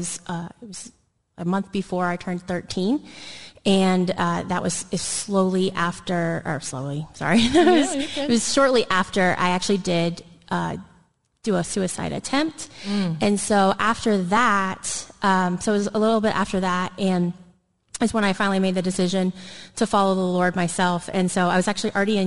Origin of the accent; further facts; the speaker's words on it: Dayton, Ohio, United States; now in Columbus, United States; I'm not from the Columbus area, so I'm from the Dayton area. It's about an hour west of here. And so I was raised in the church.